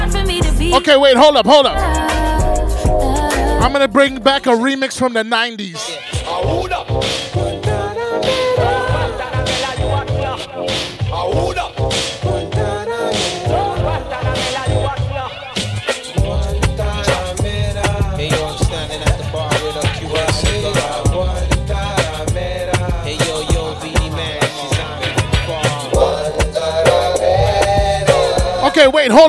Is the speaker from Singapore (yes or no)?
no; Montreal, Quebec, Canada; I'm from Montreal. We speak French here